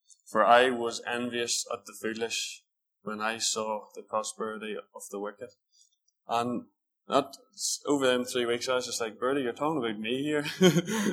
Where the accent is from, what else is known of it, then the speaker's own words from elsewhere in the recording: Northern Ireland, United Kingdom; I'm from Eglis, well, just outside Eglis, which is about 10, 15 miles away